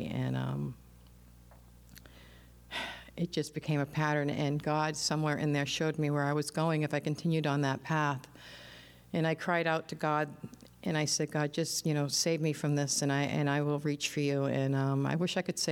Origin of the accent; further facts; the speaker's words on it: New Hampshire, United States; I'm 50 years old, and I'm from New Hampshire